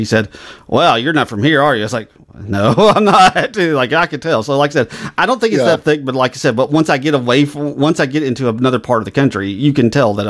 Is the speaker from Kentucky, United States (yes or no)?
no; Maryland, United States; now in Charleston, United States; I grew up in Maryland, so I'm not totally an expert on Southern accents, but I moved to Charleston, South Carolina about 20 years ago, so I have some experience.